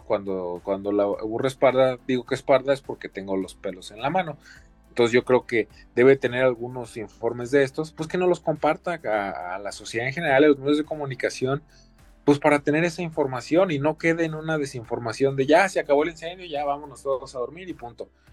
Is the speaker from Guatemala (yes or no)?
no; Mexico; como mexicanos, como latinoamericanos